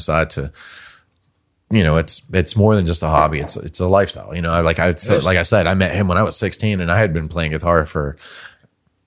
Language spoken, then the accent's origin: English; Pittsburgh, Pennsylvania, United States; We are from Pittsburgh, Pennsylvania